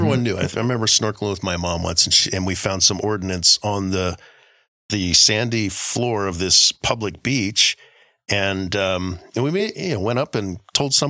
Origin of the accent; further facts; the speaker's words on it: Guam; I grew up in Guam